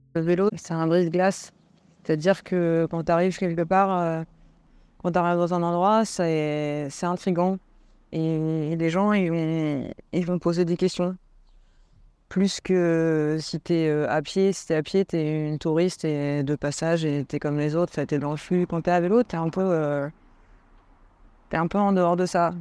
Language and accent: French; Île-de-France, France; je viens de l'île de France